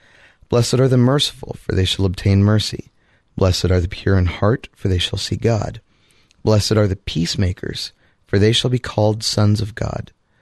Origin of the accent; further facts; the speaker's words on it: Columbus, Ohio, United States; from the Great Diocese of Columbus, Ohio.